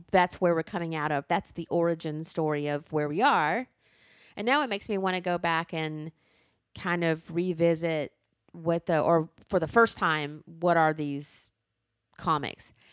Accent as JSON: {"language": "English", "region": "Alabama", "country": "United States", "tie": "born or raised there", "said": "I grew up in the Jim Crow South, where in the seventh grade I went in to social studies class"}